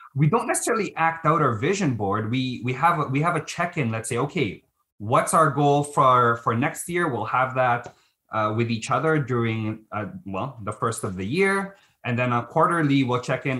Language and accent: English; Philippines; now in Canada; I'm Filipino